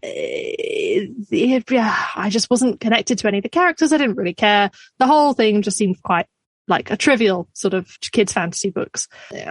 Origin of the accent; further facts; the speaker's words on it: Scotland, United Kingdom; now in Australia; technically I'm Scottish